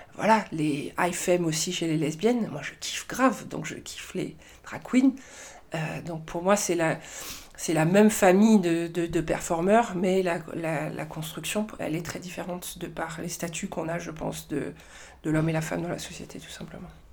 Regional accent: Marseille, Provence-Alpes-Côte d'Azur, France; moved away as an adult; also born or lived in Nigeria; now in Paris, France; j'ai grandi euh, essentiellement à Marseille euh, et autour de Marseille, en fait, dans la banlieue de Marseille

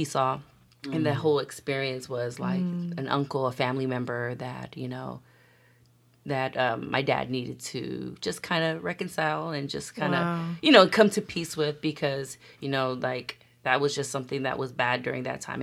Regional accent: United States; Born and raised in America

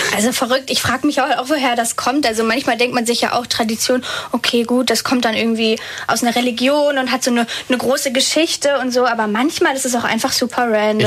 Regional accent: Northern Germany, Germany; ich komme eigentlich aus dem Norden

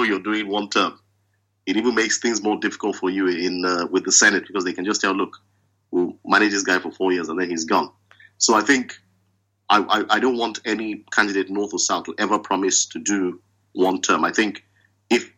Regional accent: Edo, Nigeria; I'm from Edo State

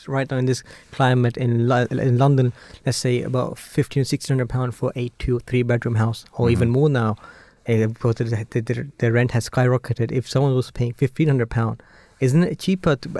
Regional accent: Germany; now in United Kingdom; I was born in Germany myself, and parents lived there for a very long time.

